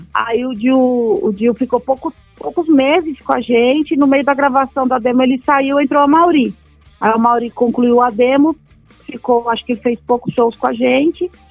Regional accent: São Paulo, Brazil; Eu nasci na Vila Medeiros, né? Nasci na Vila Maria

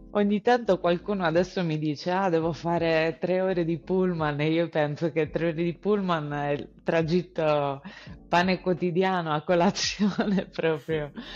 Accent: Sardinia, Italy; moved away; vengo dalla Sardegna

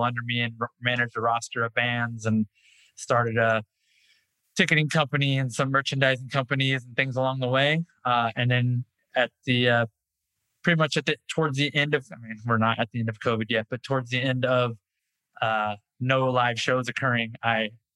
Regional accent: Orange County, California, United States; I've born and raised in Orange County, California. Lived within 5 square miles for 41 years now

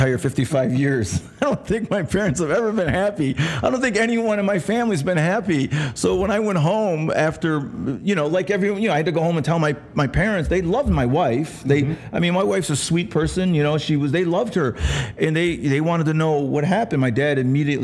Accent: Rome, New York, United States; also born or lived in Los Angeles; now in Las Vegas, United States; I'm from upstate New York, a little town called Rome, New York

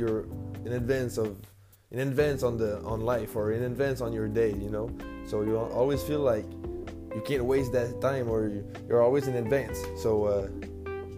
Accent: New Brunswick, Canada; English is a second language; moved away as an adult; now in Quebec City, Canada; I'm a French guy from New Brunswick, Canada

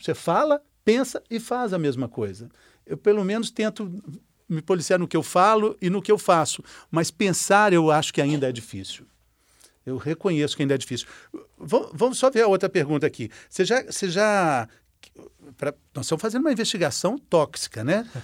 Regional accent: Minas Gerais, Brazil; eu sou mineiro mineiro

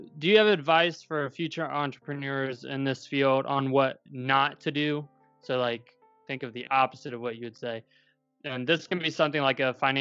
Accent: Brookville, Indiana, United States; I'm from Brookville, Indiana

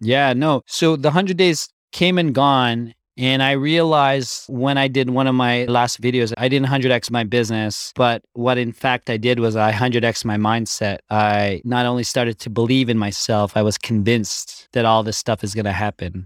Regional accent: Canada; I grew up born and raised in Canada

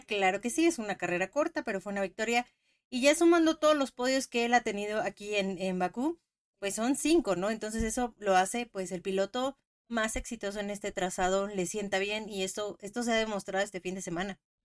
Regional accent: Mexico; Como mexicanos

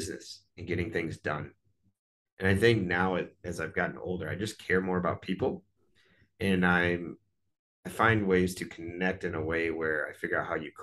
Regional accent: Wisconsin, United States; moved away; also born or lived in Chicago, Illinois; I'm from Wisconsin

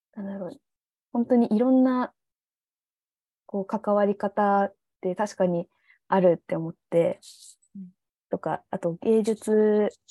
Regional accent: Nagasaki, Japan; 長崎出身

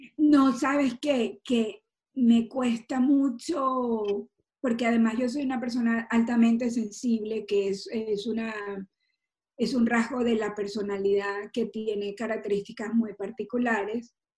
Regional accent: Maracaibo, Zulia, Venezuela; como buena maracucha

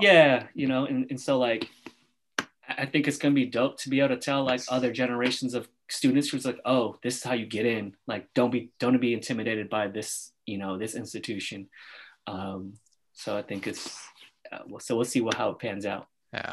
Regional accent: Oakland, California, United States; Andrew and I grew up in Oakland

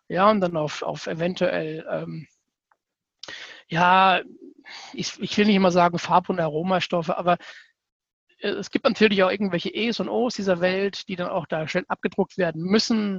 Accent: Southern Hesse, Germany; komme aus dem schönen Südhessen.

